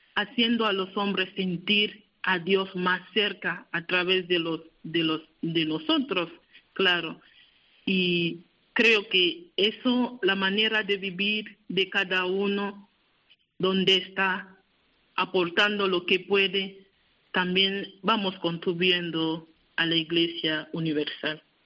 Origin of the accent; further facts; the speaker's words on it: Cameroon; moved away; mi país